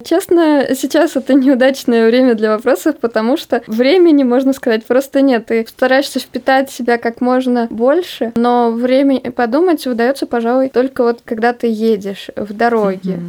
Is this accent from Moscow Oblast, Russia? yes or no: yes; Dubna, Moscow Oblast, Russia; Мы два программиста из замечательного города Наукограда Дубна.